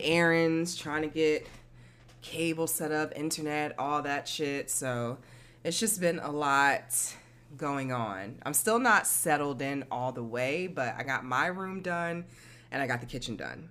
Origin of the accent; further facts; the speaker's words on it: Newark, New Jersey, United States; I'm from Newark